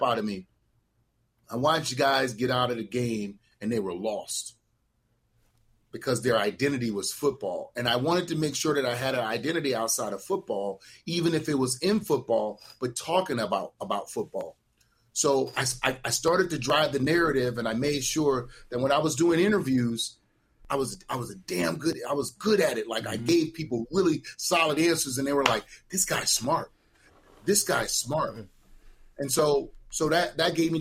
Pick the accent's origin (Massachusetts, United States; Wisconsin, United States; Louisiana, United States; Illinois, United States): Louisiana, United States; New Orleans; I'm from the Desire Projects in New Orleans, Louisiana